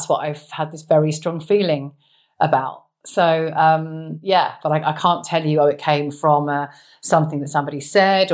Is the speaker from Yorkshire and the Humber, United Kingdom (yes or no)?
no; a village outside Woking, South East England, United Kingdom; So childhood was growing up in quite a nice suburban setting. So as a village outside Woking.